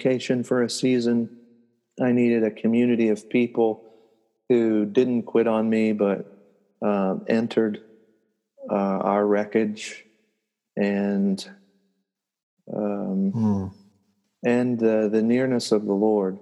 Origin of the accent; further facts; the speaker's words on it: United States; here in the United States as an American